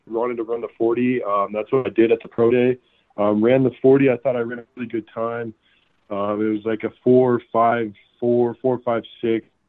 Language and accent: English; Colorado, United States; also born or lived in Greeley, Colorado / Fort Morgan, Colorado; Being from Colorado, being a born and raised Colorado guy